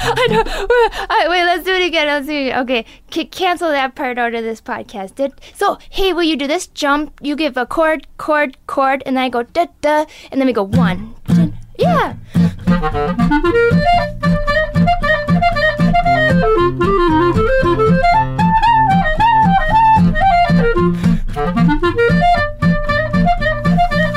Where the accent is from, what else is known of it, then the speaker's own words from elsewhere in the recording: northern Wisconsin, United States; We had... chickens and ducks, and we had a goat and animals and a garden and lived on the dirt roads and a couple hours north of the Twin Cities in northern Wisconsin